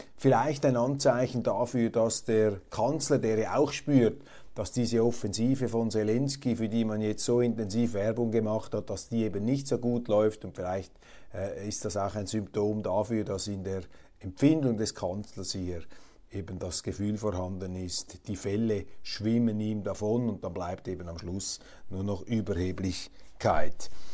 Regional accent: Switzerland; also ich zumindest als Schweizer

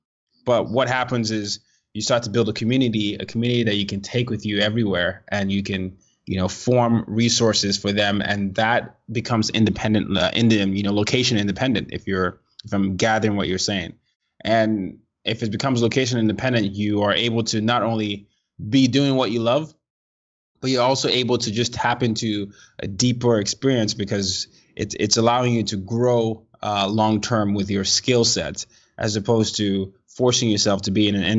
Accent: Nigeria; also born or lived in different parts of the world; I'm not a citizen. I'm Nigerian. I grew up in different parts of the world.

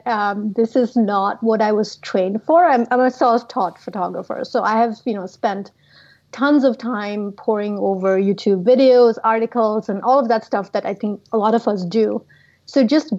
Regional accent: India; moved away as an adult; now in United States; I'm originally from India

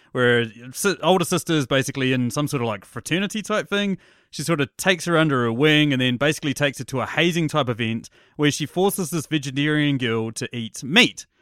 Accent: New Zealand; I'm a New Zealander

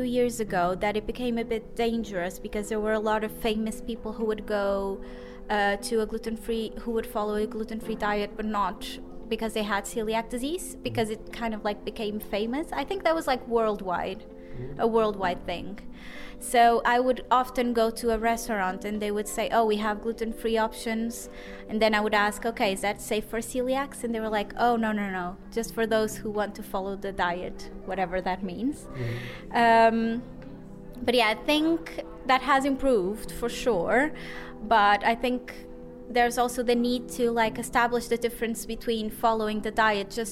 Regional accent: Portugal; I am from Portugal.

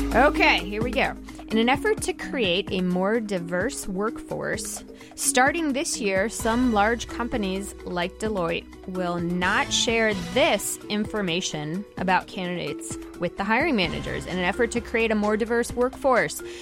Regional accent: New Jersey, United States; from New Jersey, my home state

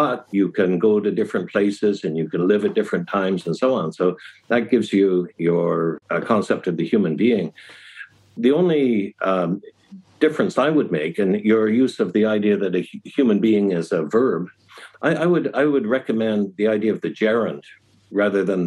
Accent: United States; now in China; I'm an American, but my family was British. My mother was English, and I live in China.

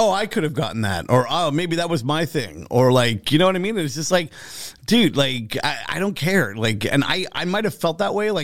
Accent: Montreal, Quebec, Canada; I'm a guy from Montreal

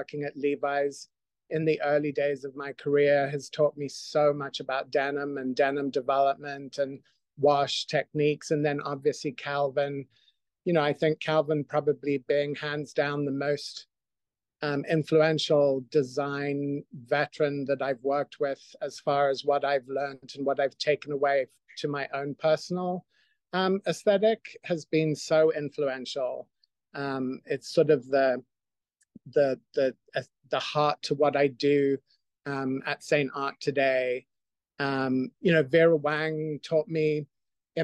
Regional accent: Zimbabwe; moved away; also born or lived in Scotland; I grew up in Zimbabwe

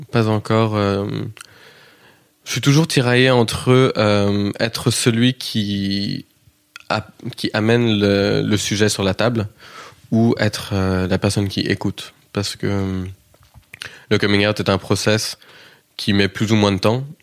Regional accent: Kansas, United States; accent: Kansas; Ça vient du Kansas. J'ai un accent qui est assez inidentifiable en vrai, parce que beaucoup de gens ont, du mal à le situer, à le placer. Mais comme je suis rentré aux États-Unis

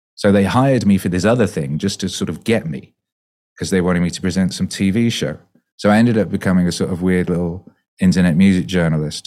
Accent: Wales, United Kingdom; moved away; also born or lived in West Bromwich, England; I was born there and we moved to Wales when I was two, so I grew up in Wales, so, you know, I learned to speak Welsh

